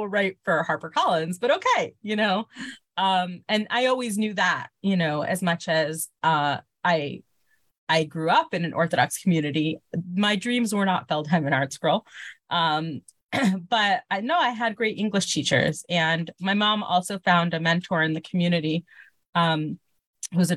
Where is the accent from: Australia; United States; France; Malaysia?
United States; Miami, Florida; moved away as an adult; also born or lived in Baltimore; now in Israel; I was born in Miami Beach, Florida. My family moved to Israel when I was a baby